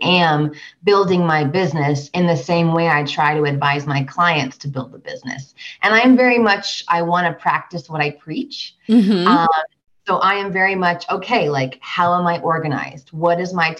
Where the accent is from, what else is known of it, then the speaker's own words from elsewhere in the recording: Vermont, United States; moved away as an adult; also born or lived in Washington, D.C. area / Los Angeles; now in Denver, United States; I'm from Vermont originally, born and raised, went to undergrad there.